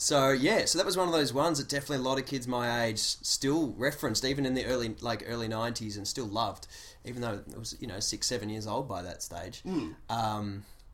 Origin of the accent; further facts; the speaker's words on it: Australia; as an Australian growing up